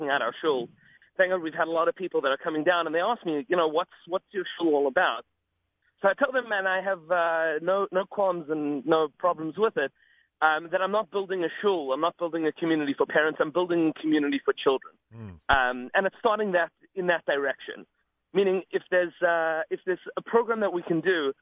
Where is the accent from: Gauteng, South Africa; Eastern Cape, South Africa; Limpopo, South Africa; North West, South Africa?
Gauteng, South Africa; Johannesburg; now in Boca Raton, United States; I'm originally from Johannesburg, South Africa